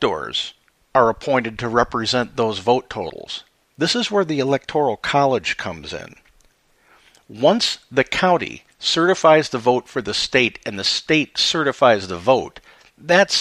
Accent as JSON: {"language": "English", "town": "Chicago", "region": "Illinois", "country": "United States", "said": "I'm from Chicago"}